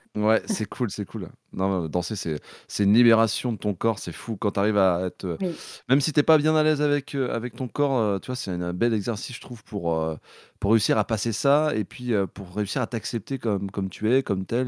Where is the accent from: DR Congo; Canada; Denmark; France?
France; Brittany; je suis breton euh, à, la base